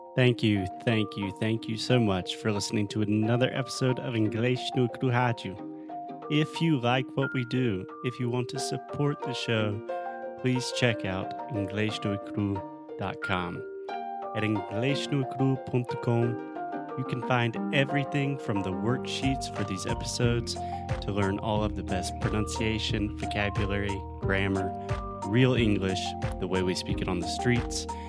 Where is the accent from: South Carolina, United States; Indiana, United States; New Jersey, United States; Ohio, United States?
South Carolina, United States; Spartanburg; moved away; I was born and raised in South Carolina, but I was born in a little city called Spartanburg, South Carolina